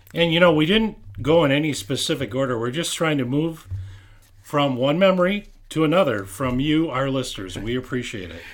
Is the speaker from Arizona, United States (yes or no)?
no; St. Louis Park, Minnesota, United States; when I grew up in Saint Louis Park on Texas Avenue